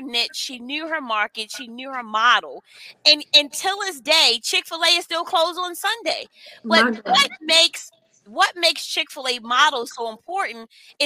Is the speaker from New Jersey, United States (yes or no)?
no; Maryland, United States; I'm from Maryland